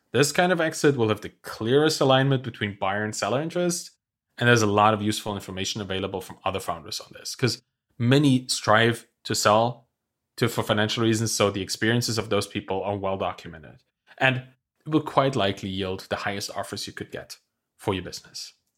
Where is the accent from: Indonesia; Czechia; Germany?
Germany; I'm from Germany